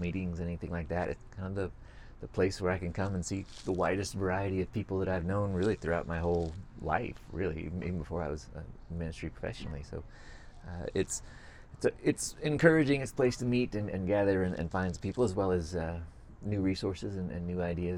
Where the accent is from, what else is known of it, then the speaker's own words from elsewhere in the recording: West Coast, United States; growing up on the West Coast